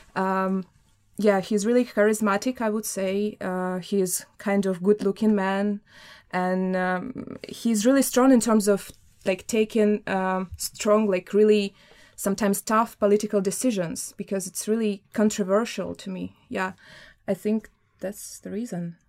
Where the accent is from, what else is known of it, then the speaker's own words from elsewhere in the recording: Samara, Samara Oblast, Russia; moved away as an adult; also born or lived in Saint Petersburg, Russia; now in Denmark; I was born in Samara, which is in the European part of Russia, but I spent my, um, five of my years of my bachelor in Saint Petersburg, Russia